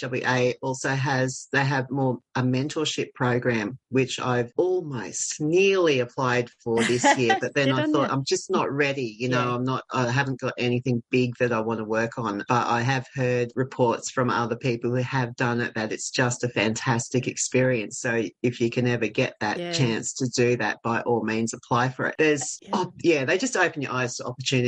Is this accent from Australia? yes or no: yes; Australia; I'm an Australian